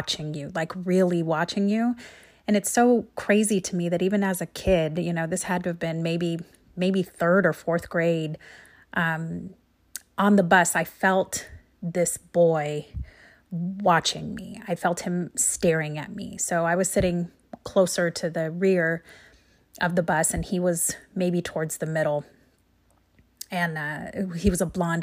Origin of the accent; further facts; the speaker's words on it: Central Oregon, United States; I grew up in Central Oregon in the 70s